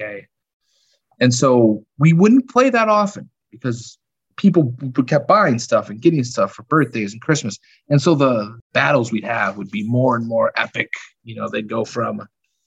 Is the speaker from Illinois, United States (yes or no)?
yes; Chicago, Illinois, United States; I was born and raised in the suburbs of Chicago, Southwest Side. Yeah, I've been here my whole life